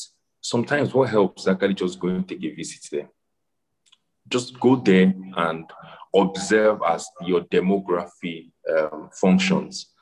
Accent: Nigeria

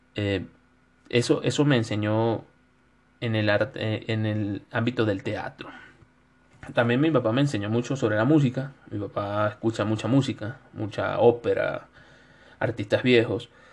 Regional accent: Venezuela; now in Ecuador; soy un venezolano de Ecuador

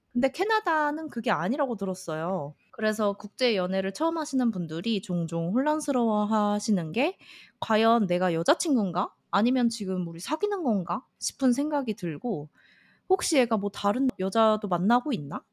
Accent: South Korea

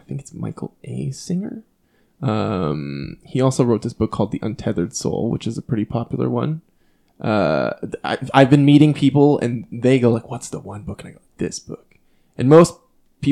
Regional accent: Canada; growing up in Canada

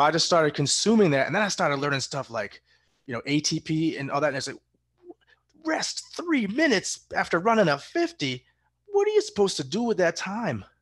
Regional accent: Massachusetts, United States; I was born in Massachusetts

